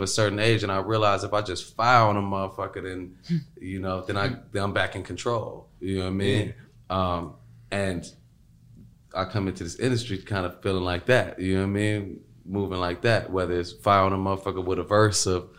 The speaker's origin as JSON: {"language": "English", "town": "Chicago", "region": "Illinois", "country": "United States", "said": "I'm also coming from Chicago"}